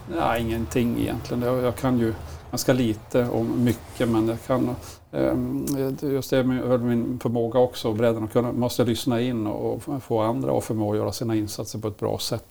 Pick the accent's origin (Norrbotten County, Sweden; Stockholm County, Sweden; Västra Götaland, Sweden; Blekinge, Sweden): Norrbotten County, Sweden; Malmberget; moved away; also born or lived in Leksand; när jag växte upp i Malmberget